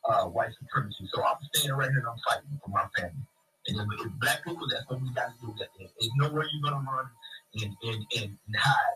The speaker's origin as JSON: {"language": "English", "town": "Oklahoma City", "region": "Oklahoma", "country": "United States", "tie": "born or raised there", "said": "I grew up in Oklahoma City, man."}